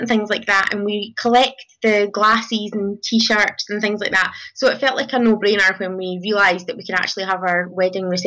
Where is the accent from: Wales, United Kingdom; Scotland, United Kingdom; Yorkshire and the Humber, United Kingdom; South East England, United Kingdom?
Scotland, United Kingdom; we're from Scotland in the UK